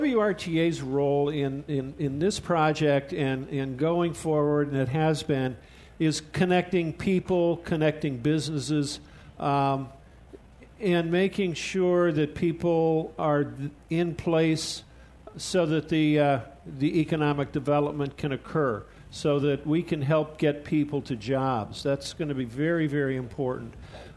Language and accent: English; Akron, Ohio, United States; I'm from Akron, so I come over here on a regular basis.